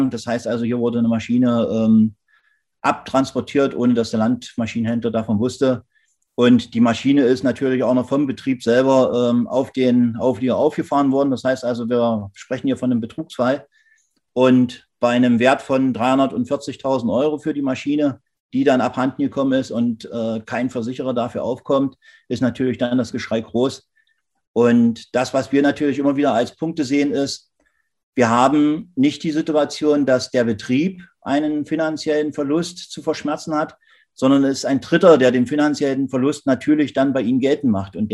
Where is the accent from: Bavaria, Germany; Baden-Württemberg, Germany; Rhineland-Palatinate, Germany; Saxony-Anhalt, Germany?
Saxony-Anhalt, Germany; Wir haben hier in Sachsen-Anhalt, wo ich herkomme, letztendlich äh, den Fall gehabt